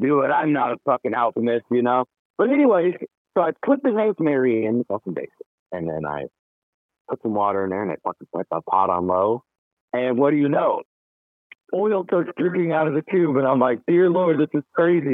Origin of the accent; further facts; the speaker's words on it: West Coast, United States; being born and raised on the West Coast